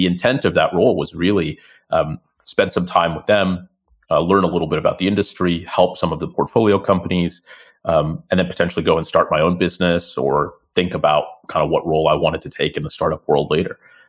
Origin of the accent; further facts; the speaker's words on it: San Francisco, California, United States; accent: San Franciscan; moved away as an adult; now in London, United Kingdom; You can tell from my accent that I am San Franciscan actually originally. So from the US, born and raised in the Silicon Valley. My parents originally from India, and they moved to the US